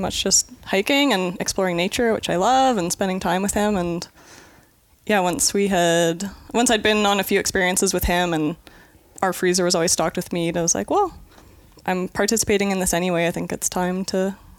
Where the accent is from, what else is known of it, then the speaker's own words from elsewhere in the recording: Kelowna, British Columbia, Canada; also born or lived in Mackenzie / Prince George; now in Kootenays, Canada; growing up in Kelowna, I didn't even know people hunted.